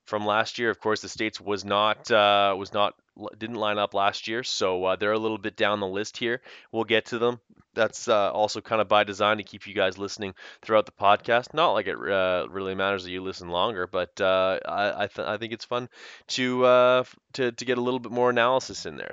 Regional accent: Canada; the French connection of being Canadian

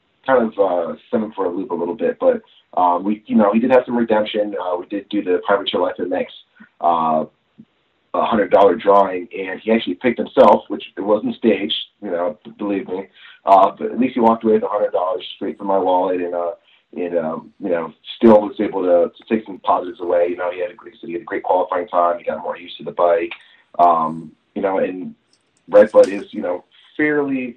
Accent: Connecticut, United States; I'm from Connecticut, from the New England area

